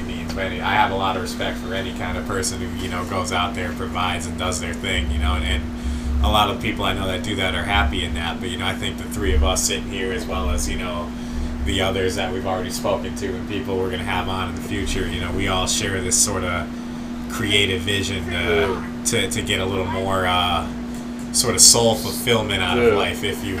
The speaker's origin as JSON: {"language": "English", "town": "Ellington", "region": "Connecticut", "country": "United States", "said": "we come from a small little fucking little bullshit town in Connecticut. You know, we're from the Northeast"}